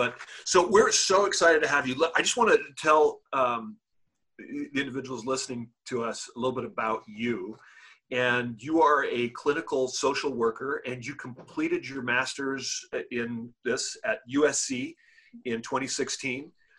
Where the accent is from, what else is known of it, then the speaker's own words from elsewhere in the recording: Lebanon; also born or lived in Africa; now in United States; lived in the United States for many years, been through the education system here, lived in Africa, born and raised in Lebanon.